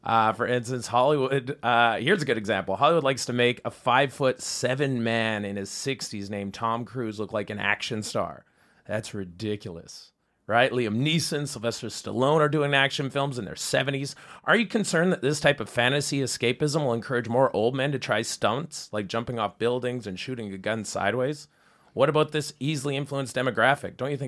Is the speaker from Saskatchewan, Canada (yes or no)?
yes; Saskatchewan, Canada; I'm originally from Saskatchewan, so we had no one that looked like Emma Stone, right?